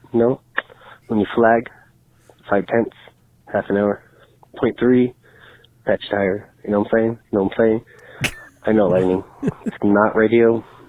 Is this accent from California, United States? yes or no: yes; Los Angeles, California, United States; I'm from LA.